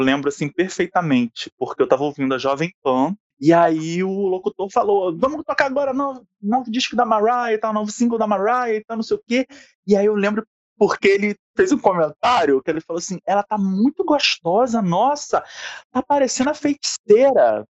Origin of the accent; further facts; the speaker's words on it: Rio de Janeiro, Brazil; Eu sou professor, sou do Rio de Janeiro